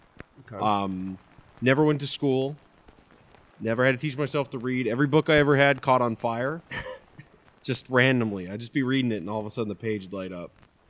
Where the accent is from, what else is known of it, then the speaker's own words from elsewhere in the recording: Florida, United States; born there; I was born in Florida, and I guess that's enough to really make God really mad at you.